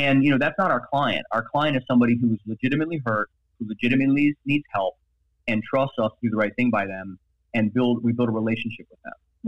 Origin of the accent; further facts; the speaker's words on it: Baltimore, Maryland, United States; moved away as an adult; now in Miami, United States; I grew up in Baltimore